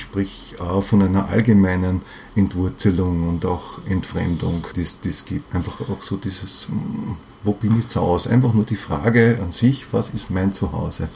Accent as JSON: {"language": "German", "region": "Vienna", "country": "Austria", "tie": "born or raised there", "said": "Ich bin Wiener, ja, ich mhm. bin einfach, ich bin hier verwurzelt und ich bin im 15. Bezirk verwurzelt, mhm. ja. Ich, ich lebe in dem Haus, wo ich aufgewachsen bin"}